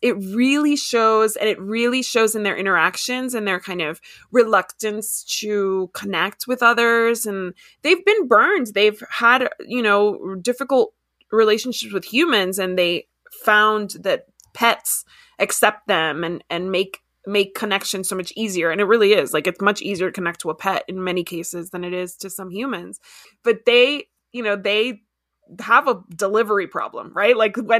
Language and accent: English; Miami, Florida, United States; also born or lived in Washington, D.C. / DeRidder; I grew up in Miami and then I lived in DC. So I've lived in like these big metropolises.